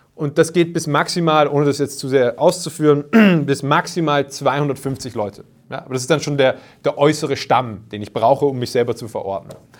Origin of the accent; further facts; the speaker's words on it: Vienna, Austria; bei uns in Wien